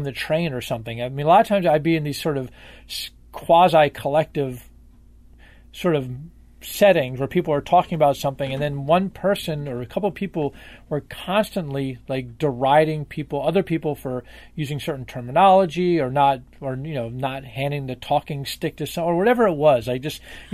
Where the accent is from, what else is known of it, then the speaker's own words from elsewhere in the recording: Washington, District of Columbia, United States; I grew up in Washington, D.C., which is a Democratic stronghold